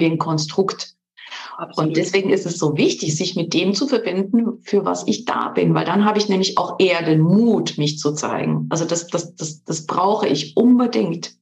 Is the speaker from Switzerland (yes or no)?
yes; Switzerland; moved away as an adult; also born or lived in Ulm / Munich; Ich bin ursprünglich in der Schweiz geboren und aufgewachsen zwischen drei Kulturen, der italienischen, französischen und der Schweizer Kultur.